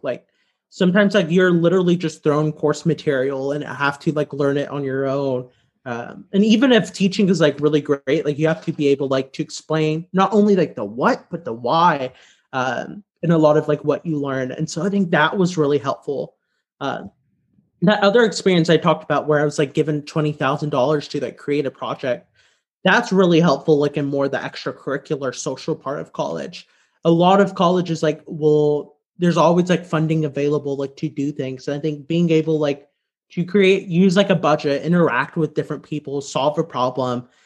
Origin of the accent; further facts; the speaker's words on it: Louisiana, United States; moved away as an adult; also born or lived in Chicago; now in Washington, D.C., United States; I'm from Louisiana